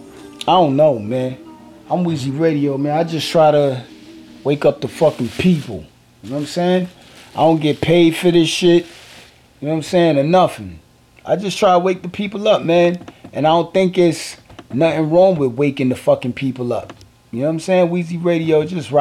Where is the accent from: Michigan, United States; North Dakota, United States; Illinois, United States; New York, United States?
New York, United States; New York City; I'm from Brooklyn.